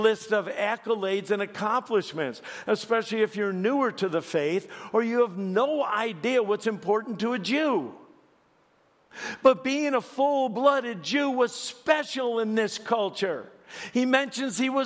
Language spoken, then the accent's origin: English; Chicago, Illinois, United States; I'm from Chicago